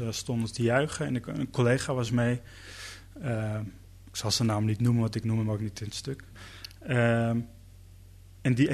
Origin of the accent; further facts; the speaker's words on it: Netherlands; Ehm, dus bedoel, ik ben hier ook echt geboren. Ik ben ook een Nederlander.